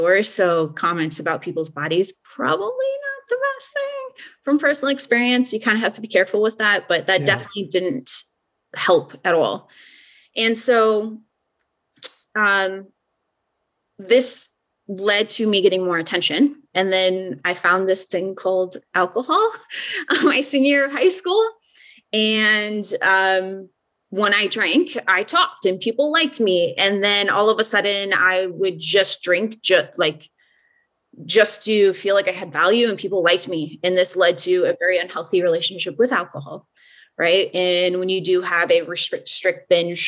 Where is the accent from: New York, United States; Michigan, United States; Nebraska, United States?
Nebraska, United States; Omaha; born and raised in Omaha, Nebraska